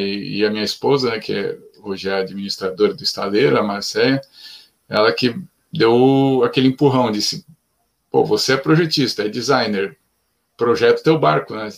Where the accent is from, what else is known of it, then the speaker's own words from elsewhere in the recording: São Paulo, Brazil; nasci em São Paulo, cresci em, em ambiente de cidade